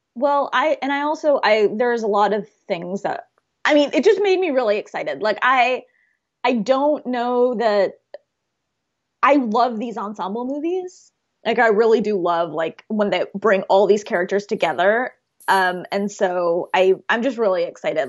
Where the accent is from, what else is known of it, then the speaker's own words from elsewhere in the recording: Oklahoma, United States; growing up in, you know, Oklahoma